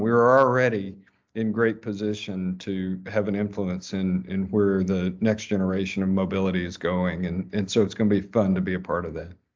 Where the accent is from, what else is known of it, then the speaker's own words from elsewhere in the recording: Fayetteville, Arkansas, United States; I grew up in Fayetteville